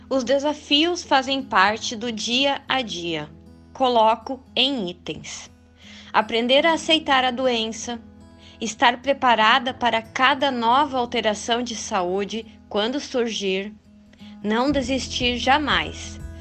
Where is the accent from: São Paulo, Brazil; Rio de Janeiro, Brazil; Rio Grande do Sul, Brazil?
Rio Grande do Sul, Brazil; Candelária; sou da cidade de Candelária, Rio Grande do Sul